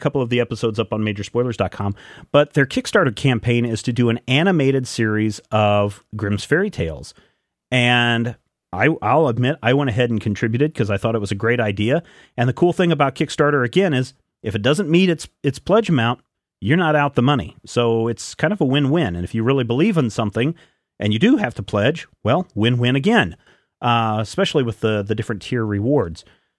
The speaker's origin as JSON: {"language": "English", "town": "Glasgow", "region": "Scotland", "country": "United Kingdom", "said": "I am from Glasgow. Let me fill you guys in on what barbecue means in my country."}